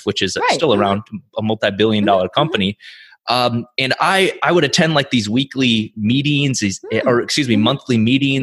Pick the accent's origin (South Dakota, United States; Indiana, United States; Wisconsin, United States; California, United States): South Dakota, United States; I grew up in South Dakota, small town South Dakota.